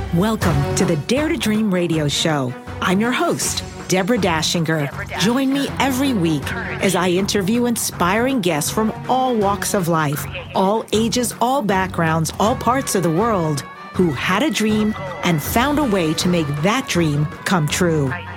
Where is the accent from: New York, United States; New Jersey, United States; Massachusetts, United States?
New York, United States; now in California, United States; I grew up in New York. I live now in California